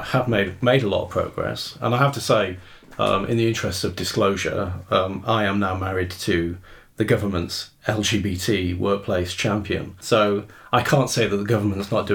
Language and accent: English; Rotherham, Yorkshire and the Humber, United Kingdom; I grew up in Rotherham